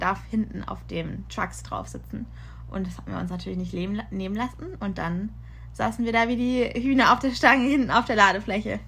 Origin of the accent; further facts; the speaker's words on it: Karlsruhe, Baden-Württemberg, Germany; moved away as an adult; now in Munich, Germany; in Karlsruhe geblieben da, wo ich herkomme